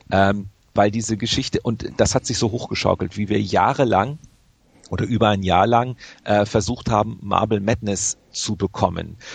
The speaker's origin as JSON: {"language": "German", "town": "Grevenbroich", "region": "North Rhine-Westphalia", "country": "Germany", "tie": "born there", "said": "Äh, ich bin gebürtiger Gräfenbrocher. Daher kam ich drauf."}